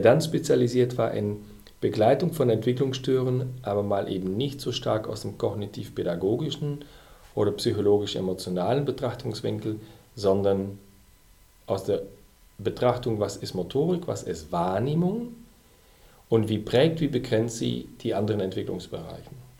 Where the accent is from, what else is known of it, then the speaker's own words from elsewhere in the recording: Belgium; moved away as an adult; now in Germany; Ich bin ja Belgier und habe zu der Zeit auch noch in Belgien gelebt.